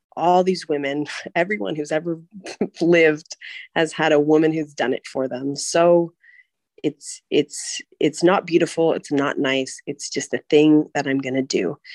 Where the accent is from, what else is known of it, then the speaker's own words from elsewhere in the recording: California, United States; moved away as an adult; also born or lived in Hong Kong; now in Prague, Czech Republic; I'm from the U.S. I'm from California